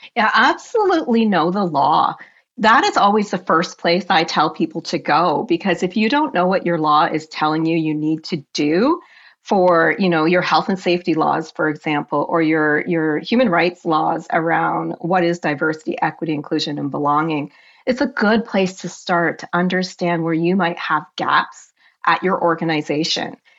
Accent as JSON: {"language": "English", "country": "Canada", "said": "I am Canadian, true and true"}